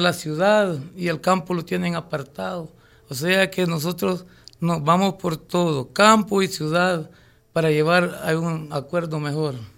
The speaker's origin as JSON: {"language": "Spanish", "town": "Quezaltepeque", "region": "La Libertad", "country": "El Salvador", "said": "Represento a mi pueblo del campo"}